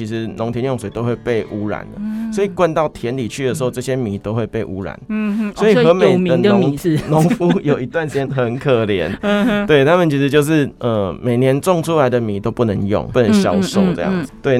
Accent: Hemei, Changhua County, Taiwan; moved away as an adult; now in Taichung, Taiwan; 来到沙鹿，然后接下来来到台中，嗯，做台中深耕那么久，嗯，可是，嗯，为什么会还是希望可以回头去看看我的故乡？

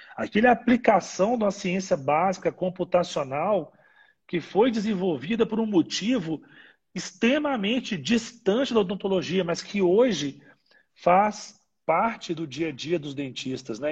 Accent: Ipatinga, Minas Gerais, Brazil; Minas Gerais, que, que né, que é onde eu nasci, eu sou de Patinga

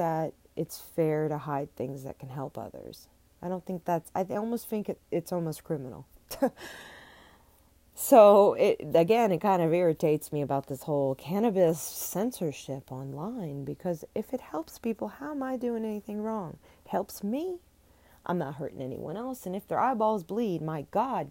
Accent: New Orleans, Louisiana, United States; I am from New Orleans

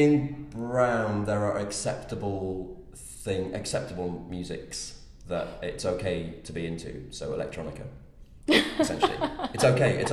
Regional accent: South Wales, United Kingdom; I grew up in South Wales

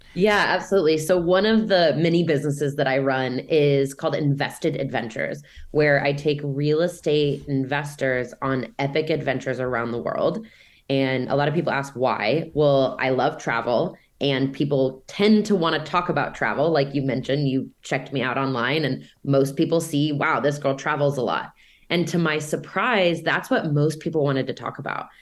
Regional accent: Overland Park, Kansas, United States; moved away as an adult; also born or lived in South America; my hometown, Overland Park, Kansas

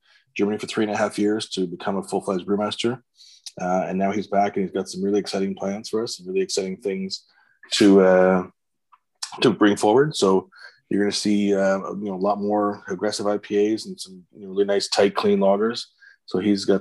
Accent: Pickering, Ontario, Canada; moved away as an adult; now in Ottawa, Canada; I grew up in the Toronto area, just east of Toronto in Pickering, Ontario

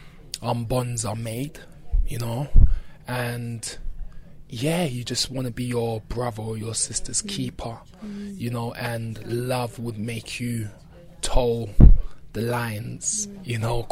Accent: London, United Kingdom; growing up in Brixton

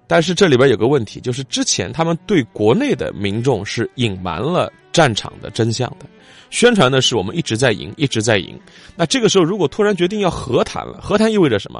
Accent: China; 我们中国人

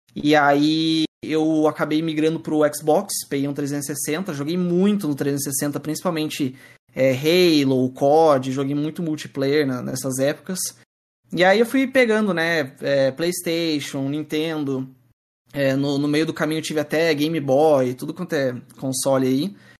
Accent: Curitiba, Paraná, Brazil; Eu sou de Curitiba

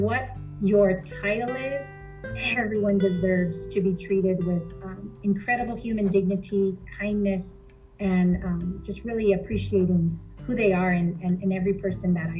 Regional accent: Greenfield, California, United States; also born or lived in Fresno; I grew up in Greenfield here in Monterey County, California

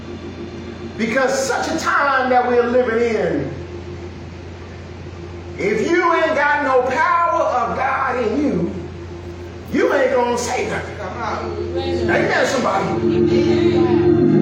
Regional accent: Missouri, United States; I'm from Missouri

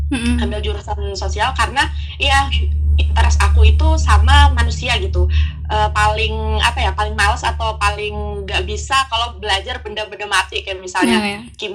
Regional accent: Pangkalan Bun, Central Kalimantan, Indonesia; now in Banjarbaru, Indonesia; Jadi kenalin … Asal aku Pangkalan Bun. Sekarang aku kuliah di Banjarbaru

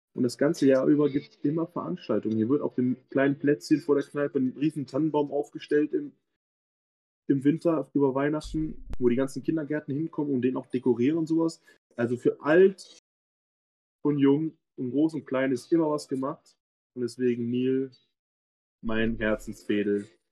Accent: Cologne, North Rhine-Westphalia, Germany; Niel, meine Heimat, da wo mein Herz schlägt, da wo ich lebe und äh, meine Familie lebt

